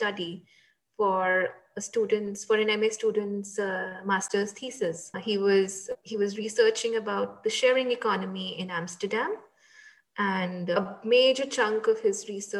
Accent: India; now in Netherlands; because I am Indian and I have friends back in India and a huge circle back in India.

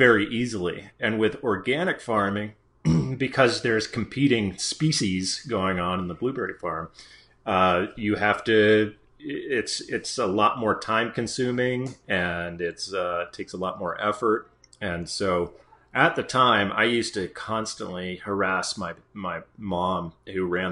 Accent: Maine, United States; I grew up in Maine and grew up on an organic blueberry farm

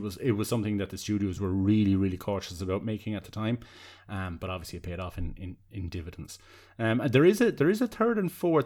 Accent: Tramore, Munster, Ireland; I grew up in Seaside Town, where you could see the light of a, of a, of a lighthouse from kind of my house. Um, and when the, the fog used to kind of come in over the, the cliffs of Tremor, the southeast of Waterford

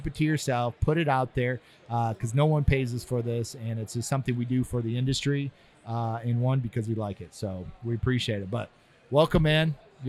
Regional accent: Ohio, United States; now in California, United States; I'm not from California, but I live out there. {S1} Yeah. {S0} I'm from Ohio.

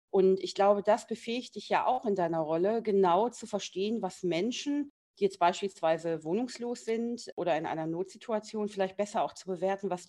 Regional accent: Berlin, Germany; Und das ist ja genau für mich als Berlinerin der Punkt.

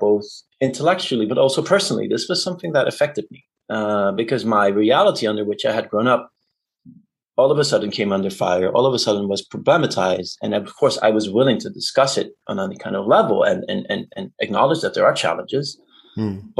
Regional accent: Amsterdam, North Holland, Netherlands; English is a second language; I grew up in Amsterdam

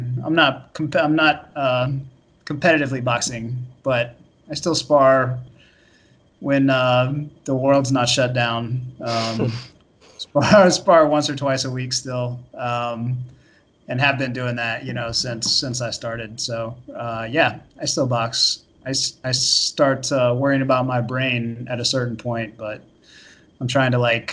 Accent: Florida, United States; moved away as an adult; now in New York, United States; I grew up in Florida.

